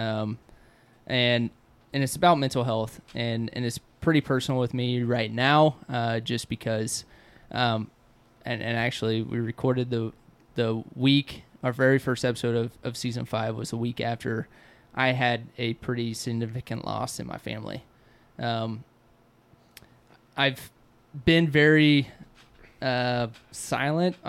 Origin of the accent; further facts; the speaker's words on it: United States; I grew up with him in Waukeeta